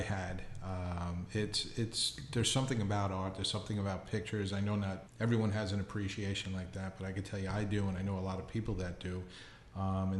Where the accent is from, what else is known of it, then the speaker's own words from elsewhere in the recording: Lindenhurst, New York, United States; my hometown